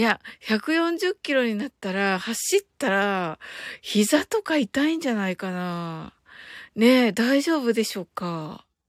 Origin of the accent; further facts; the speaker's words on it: Kyushu, Japan; 私九州人